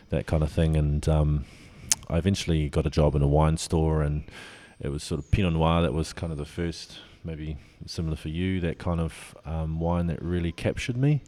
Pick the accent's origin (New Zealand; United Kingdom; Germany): New Zealand; Auckland; also born or lived in Te Kaha; I grew up in Auckland, but I, I call, um, that part of New Zealand home